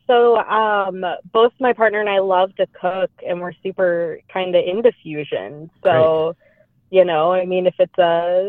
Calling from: Seattle, Washington, United States; I am calling from Seattle, Washington.

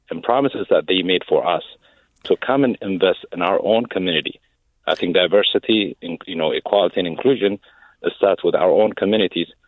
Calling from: Minneapolis, Minnesota, United States; I'm calling from Minneapolis

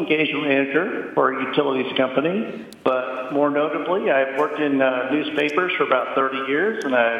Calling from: Ocala, Florida, United States; I'm calling from Ocala, Florida.

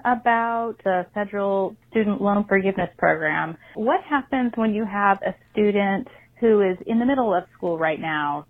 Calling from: La Cañada Flintridge, California, United States; I'm calling from La Cunada, Flint Ridge, California

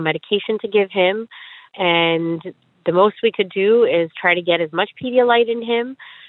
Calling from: Rockville, Maryland, United States; I'm calling from Rockville, Maryland.

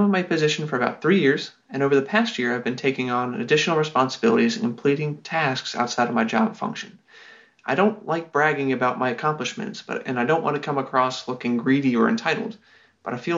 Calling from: Newport News, Virginia, United States; I'm an engineer from Newport News, Virginia.

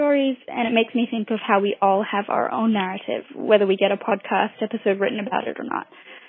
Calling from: Singapore; I'm calling from Singapore.

